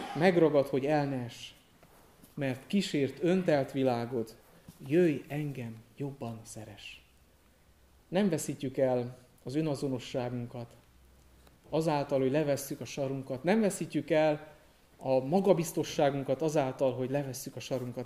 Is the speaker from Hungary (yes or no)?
no; Târgu Mureș, Mureș County, Romania; moved away as an adult; also born or lived in Cluj-Napoca, Romania / Alba County, Romania; Marosvásárhelyen születtem, Marosvásárhelyi születésű vagyok, ott is nevelkedtem